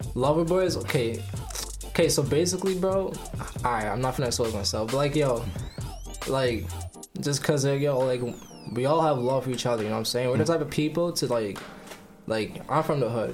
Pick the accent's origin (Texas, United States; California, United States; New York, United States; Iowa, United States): New York, United States; New York City; moved away; I'm from Brooklyn.